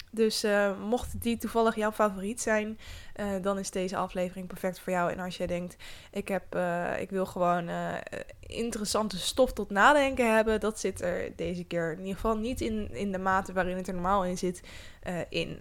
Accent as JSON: {"language": "Dutch", "country": "Netherlands", "said": "wij Nederlanders"}